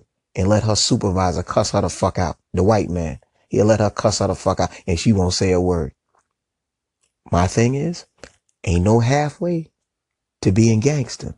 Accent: New York, United States; moved away as an adult; also born or lived in South Carolina / Atlanta, Georgia; I'm from New York, but I was hustling in South Carolina

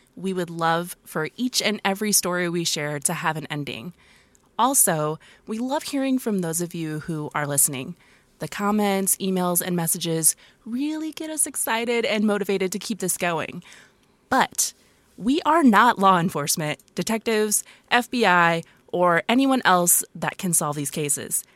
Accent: Bremen, Indiana, United States; Which is my hometown.

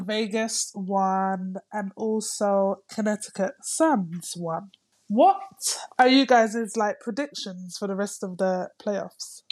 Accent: London, United Kingdom; moved away as an adult; now in Greece; I'm coming from London

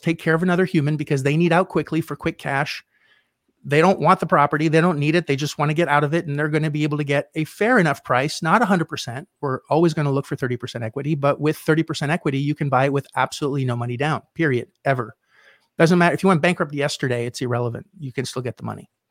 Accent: Canada; I was in Canada. I'm Canadian.

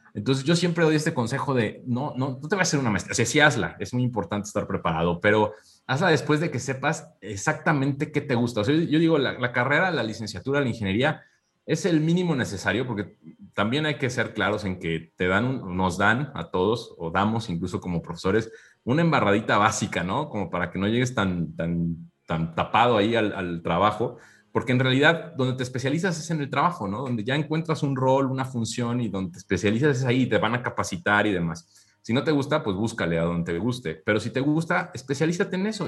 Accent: Mexico; now in Querétaro, Mexico; somos muy empáticos como cultura mexicana

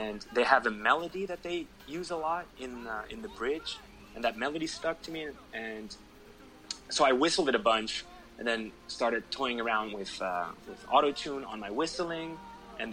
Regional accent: Netherlands; my home country

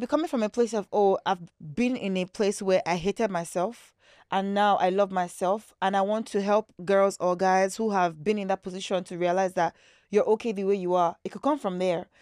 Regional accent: Lagos, Nigeria; also born or lived in British Columbia, Canada; I was born in Lagos here in Nigeria, in Nigeria

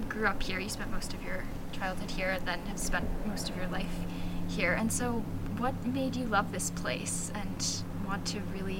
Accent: Maine, United States; I was not born here, but have spent, like, my family moved here when I was in middle school, so I've been in Maine for a while, and anytime I tell someone that I'm from Maine

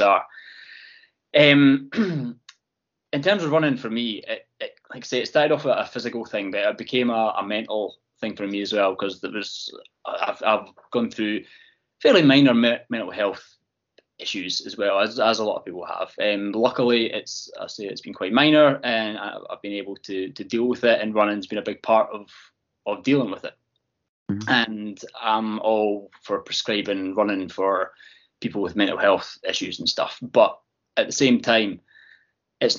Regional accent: Fife, Scotland, United Kingdom; moved away as an adult; now in East Lothian, United Kingdom; So I'm from Fife, although I have lived in East Lothian now for 15, 20 years

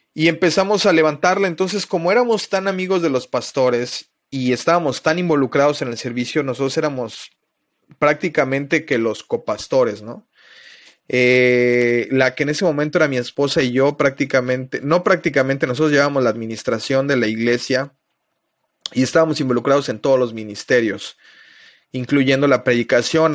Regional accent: Mexico City, Mexico; moved away as an adult; now in Playa del Carmen, Mexico; soy originario de la Ciudad de México. Llevo ya 17 años viviendo en Playa del Carmen. Me vine a vivir cuando tenía 20 años.

